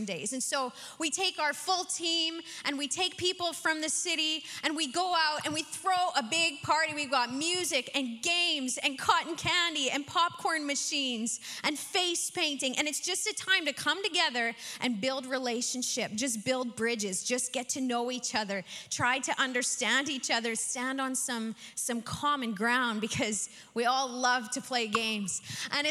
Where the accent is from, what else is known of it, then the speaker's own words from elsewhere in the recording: Saskatchewan, Canada; I am from Saskatchewan